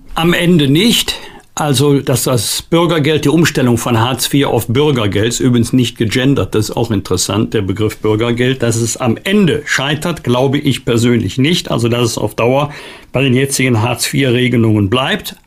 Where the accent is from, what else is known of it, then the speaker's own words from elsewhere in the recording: Germany; wir als Deutsche und Europäer